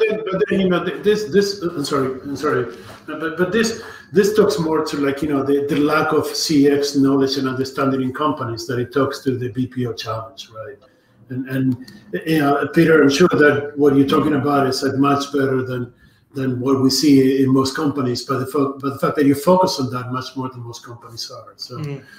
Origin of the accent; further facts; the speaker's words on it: Argentina; I'm from Argentina.